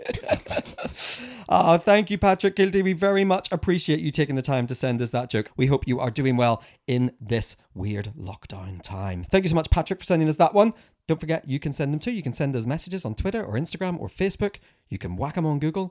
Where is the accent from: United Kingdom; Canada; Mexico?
United Kingdom; Northern Ireland; when I was probably eleven or twelve, growing up in Northern Ireland